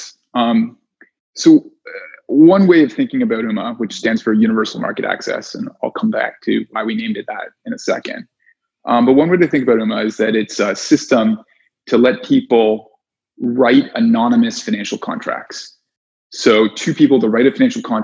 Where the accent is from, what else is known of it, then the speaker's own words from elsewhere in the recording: Canada; moved away as an adult; also born or lived in New York; I'm Canadian